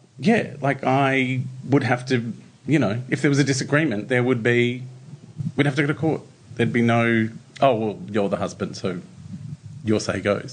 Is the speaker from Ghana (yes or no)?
no; Brunswick, Victoria, Australia; moved away; I grew up in Brunswick